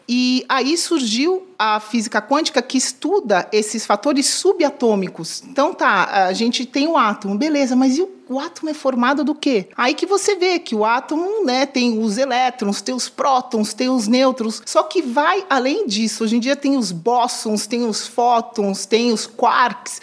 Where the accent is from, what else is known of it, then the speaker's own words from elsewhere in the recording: São Paulo, Brazil; now in Miami, United States; sou paulistana